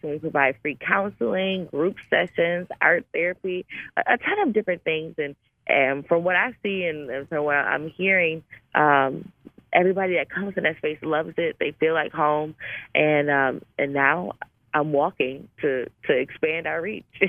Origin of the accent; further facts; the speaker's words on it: Buffalo, New York, United States; my hometown, which is Buffalo, New York